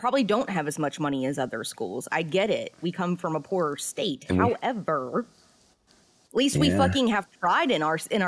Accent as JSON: {"language": "English", "region": "Virginia", "country": "United States", "tie": "born or raised there", "moved": "yes", "lives_now": "Morgantown, United States", "said": "I grew up in Virginia"}